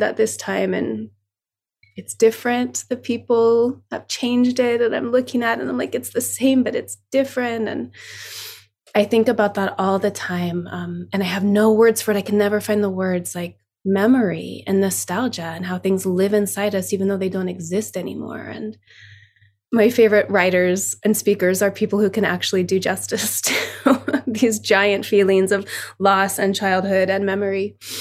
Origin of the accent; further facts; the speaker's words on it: South Lake Tahoe, California, United States; moved away; I was in South Lake Tahoe, my hometown